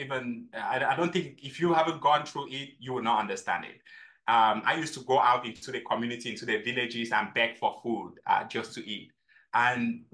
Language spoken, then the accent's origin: English; Cameroon; now in United States; I grew up in Cameroon, and growing up in Cameroon, we had six farms.